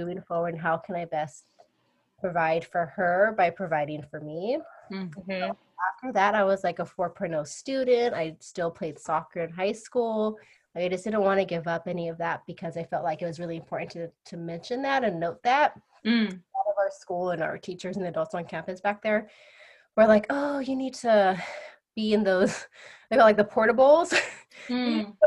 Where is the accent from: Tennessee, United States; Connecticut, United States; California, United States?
California, United States; Mendocino County; moved away; I'm originally from Mendocino County. So way up Northern California.